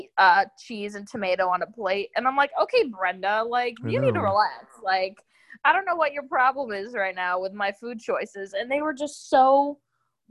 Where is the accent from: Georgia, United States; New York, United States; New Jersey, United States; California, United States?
New York, United States; upstate; now in Knoxville, United States; I miss upstate New York sometimes. I will never move back to my hometown ever.